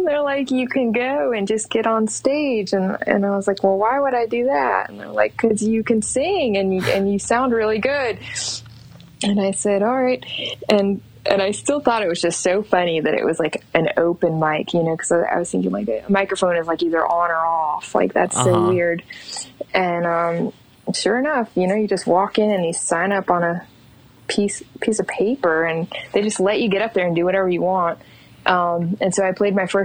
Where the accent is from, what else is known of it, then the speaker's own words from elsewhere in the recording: Florida, United States; moved away as an adult; also born or lived in New York City, United States; now in Asheville, United States; I live in Asheville, North Carolina. I grew up in Florida.